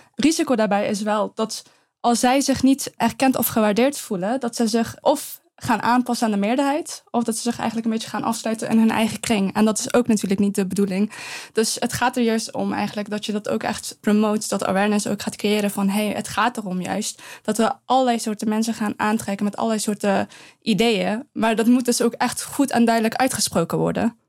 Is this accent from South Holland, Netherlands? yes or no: no; Eindhoven, North Brabant, Netherlands; also born or lived in Afghanistan; Als ik antwoord Eindhoven, dan zegt ze nee, waar kom je oorspronkelijk vandaan? En dan zeg ik Afghanistan